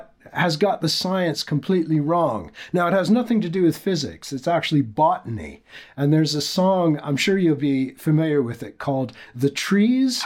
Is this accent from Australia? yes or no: no; Canada; as a Canadian who grew up in the 1970s